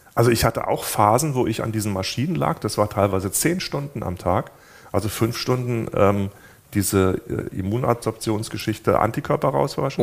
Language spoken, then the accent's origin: German; Germany; bei uns in Deutschland